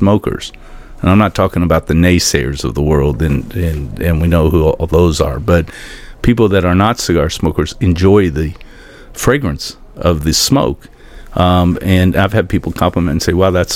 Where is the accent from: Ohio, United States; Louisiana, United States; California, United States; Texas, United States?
Ohio, United States; Cleveland; now in Venice, Florida, United States; I grew up in Cleveland, actually, but haven't been back for really about 25, 30 years